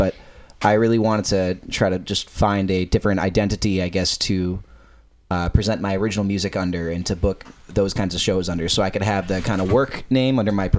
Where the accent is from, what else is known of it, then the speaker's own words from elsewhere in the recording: Napa, California, United States; I'm from Napa.